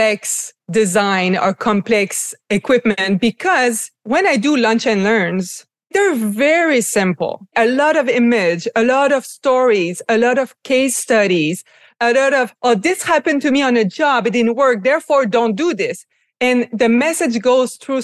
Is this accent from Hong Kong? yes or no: no; Quebec City, Quebec, Canada; also born or lived in Montreal; I'm from Quebec, originally from Quebec City, studied in Montreal